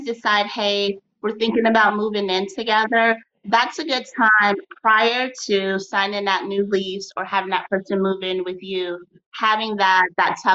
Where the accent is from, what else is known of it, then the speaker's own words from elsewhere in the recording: Chicago, Illinois, United States; moved away as an adult; now in Austin, United States; So my hometown is Chicago, but I'm currently in Austin, Texas, which I truly love. I moved here almost 3 years ago